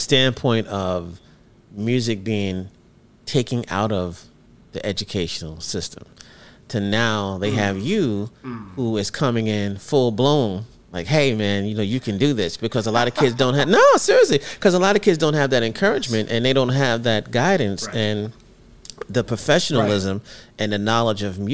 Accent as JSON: {"language": "English", "town": "New York City", "region": "New York", "country": "United States", "tie": "born or raised there", "said": "growing up in New York City."}